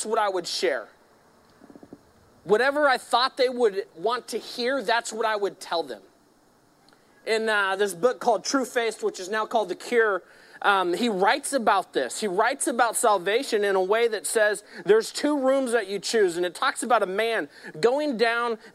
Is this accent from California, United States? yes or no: yes; Modesto, California, United States; I grew up here in Modesto